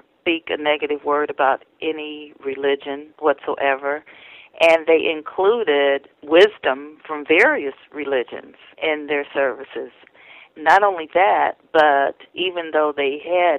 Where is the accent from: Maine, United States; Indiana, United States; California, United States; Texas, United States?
Indiana, United States; Indianapolis; my narrow community that I grew up in Indianapolis